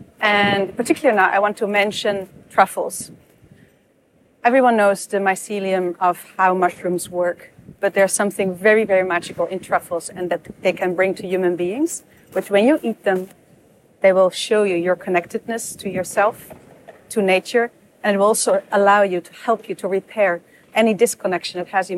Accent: Netherlands; I'm from the Netherlands.

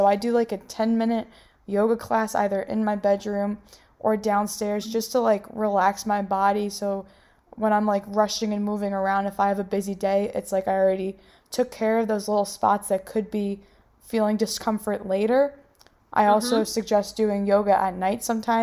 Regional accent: New York, United States; I'm from New York

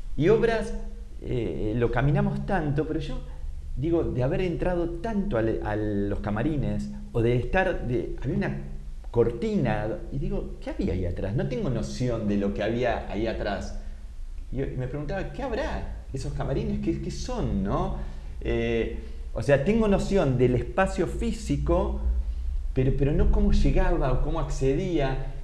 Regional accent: Argentina

